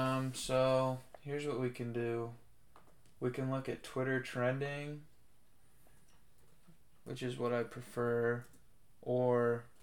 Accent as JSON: {"language": "English", "town": "Buhler", "region": "Kansas", "country": "United States", "said": "I'm from Bueller, Kansas."}